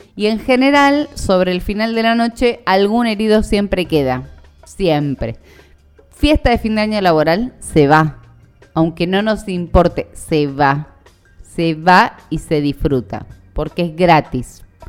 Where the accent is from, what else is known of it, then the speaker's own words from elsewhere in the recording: Buenos Aires, Argentina; los argentinos, los porteños